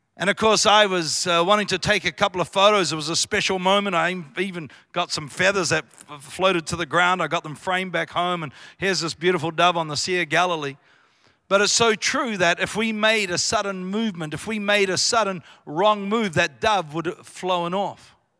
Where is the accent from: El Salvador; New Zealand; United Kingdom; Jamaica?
New Zealand; accent: Kiwi; I come from Royal New, Roy-, Royal New Zealand. I was brought up on a farm, small town of three thousand people